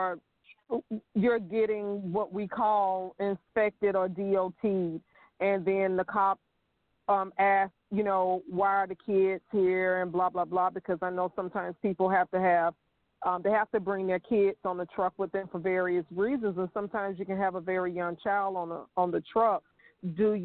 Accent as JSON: {"language": "English", "region": "Georgia", "country": "United States", "said": "I am from Georgia"}